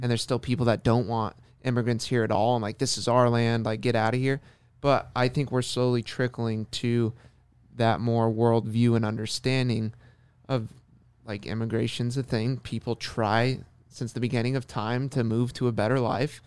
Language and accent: English; Orange County, California, United States; being born and raised in Orange County